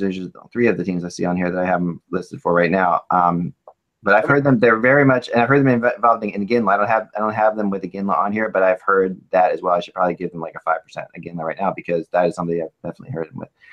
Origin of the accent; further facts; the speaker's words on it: New Jersey, United States; I am also from New Jersey